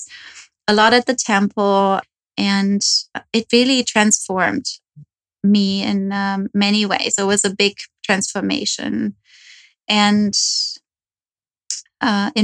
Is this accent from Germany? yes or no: yes; Germany; moved away as an adult; also born or lived in New York; now in Los Angeles, United States; I moved from Germany. Okay. So that's where I'm from